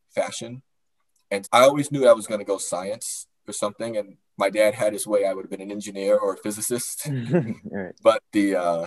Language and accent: English; Chicago, Illinois, United States; moved away; also born or lived in Northern Virginia; I grew up in Chicago, on the west side of Chicago